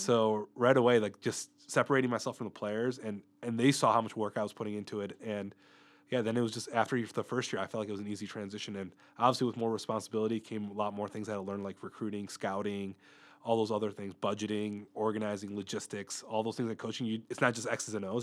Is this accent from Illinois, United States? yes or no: yes; Mundelein, Illinois, United States; moved away as an adult; I originally grew up in Mundelein, Illinois, which is a suburb north of the Chicago area